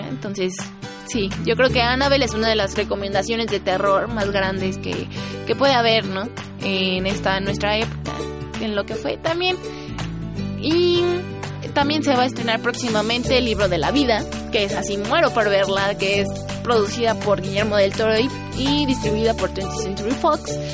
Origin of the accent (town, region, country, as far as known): Mexico